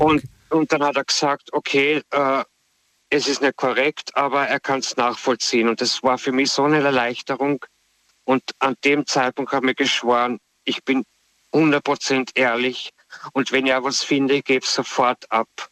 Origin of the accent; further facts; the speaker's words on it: Austria; ich komme ursprünglich aus Österreich